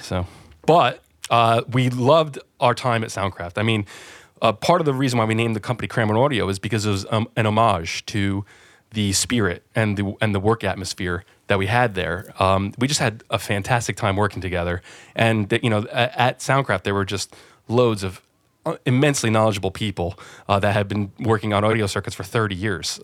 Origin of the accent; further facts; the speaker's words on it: New Jersey, United States; moved away as an adult; now in London, United Kingdom; I'm originally from New Jersey, yeah. So just outside New York City, I was very spoiled to grow up where I did